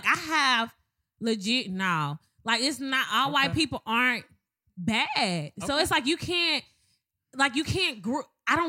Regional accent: Madison, Mississippi, United States; moved away; Everybody know I'm from Madison. I love Mississippi.

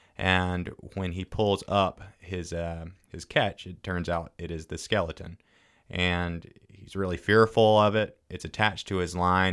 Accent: Fairhope, Alabama, United States; moved away; I grew up in Fairhope, moved away for a while.

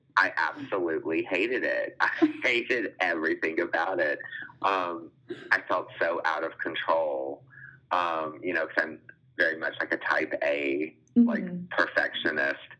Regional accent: Louisiana, United States; moved away as an adult; now in Austin, United States; I was born and raised in Louisiana, hence the name, but I've lived in Austin for the past 8 years.

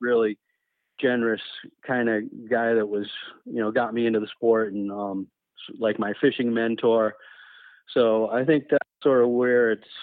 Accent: Riverside, Rhode Island, United States; moved away as an adult; also born or lived in Vermont; now in Lincoln, Vermont, United States; this was in Riverside, Rhode Island

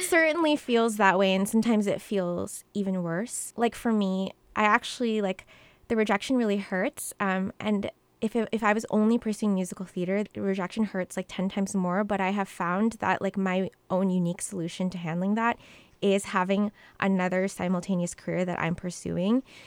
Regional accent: Mesa, Arizona, United States; moved away as an adult; also born or lived in New York; I was born in Mesa, Arizona raised along with my little brother in, in a household

